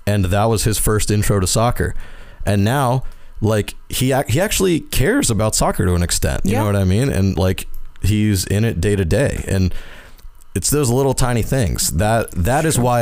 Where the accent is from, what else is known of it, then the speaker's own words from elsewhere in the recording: Deep South, United States; I grew up in the South, like the deep South.